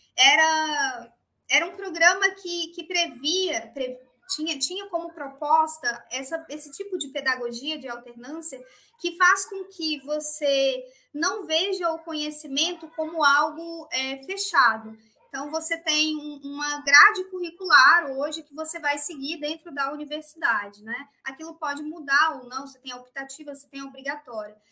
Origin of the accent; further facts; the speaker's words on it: interior of Minas Gerais, Brazil; Eu também sou do interior de Minas